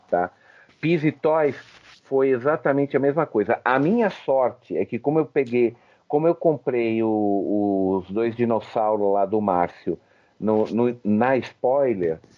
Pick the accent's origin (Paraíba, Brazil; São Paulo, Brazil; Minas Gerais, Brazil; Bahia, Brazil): São Paulo, Brazil; Não, sou do ABC, do ABC.